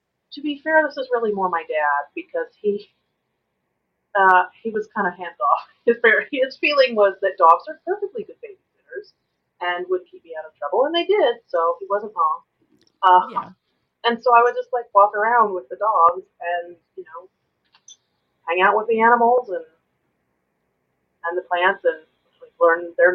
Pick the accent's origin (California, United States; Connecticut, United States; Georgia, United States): California, United States; Northern; When I was really little, we lived in the country, and I'm originally from Northern California, and we lived in a rural area